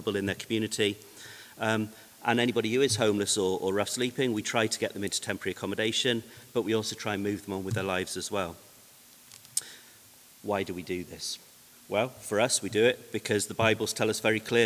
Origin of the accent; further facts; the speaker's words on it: Gloucester, South West England, United Kingdom; I'm from Gloucester, born and bred